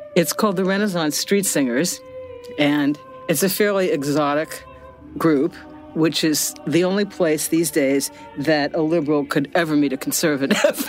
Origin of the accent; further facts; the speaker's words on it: Cincinnati, Ohio, United States; I grew up in Cincinnati, Ohio, which was one of the enclaves of the John Birch Society